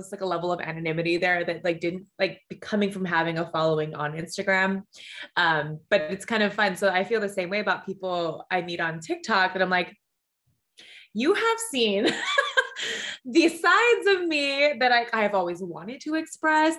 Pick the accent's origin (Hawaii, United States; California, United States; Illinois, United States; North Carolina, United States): Hawaii, United States; I was born and raised in Hawaii, a small town girl living her like big city, big girl dreams